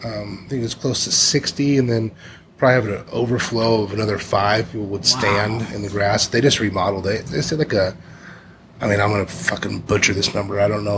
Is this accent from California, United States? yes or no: yes; Southern California, United States; also born or lived in Kansas; growing up in Southern California.